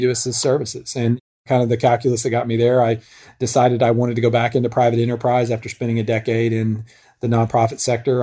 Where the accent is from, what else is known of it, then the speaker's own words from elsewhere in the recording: Northwest Arkansas, United States; I grew up in Northwest Arkansas